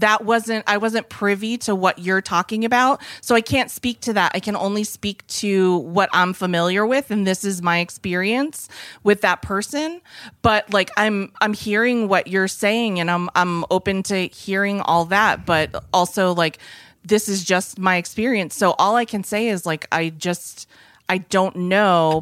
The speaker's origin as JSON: {"language": "English", "region": "New England", "country": "United States", "said": "I come from New England"}